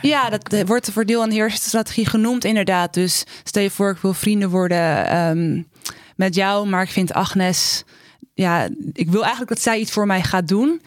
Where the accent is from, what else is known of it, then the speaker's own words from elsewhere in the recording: Amsterdam, North Holland, Netherlands; ik kom uit Amsterdam Zuidoost